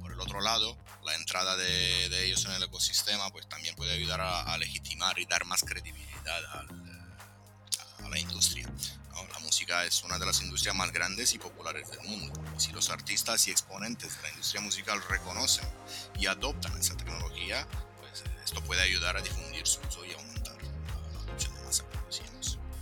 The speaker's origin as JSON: {"language": "Spanish", "country": "Italy", "tie": "born or raised there", "also_born_or_lived": "Latin America", "second_language": "Spanish", "moved": "yes", "lives_now": "Romania", "said": "soy italo-rumano, o sea, nacido y crecido en Italia, pero soy de orígenes rumanas, mis padres son rumanos"}